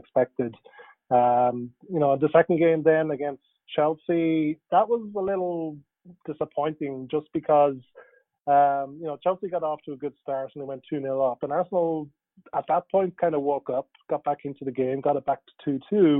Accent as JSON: {"language": "English", "country": "Ireland", "tie": "born or raised there", "said": "I grew up in Ireland"}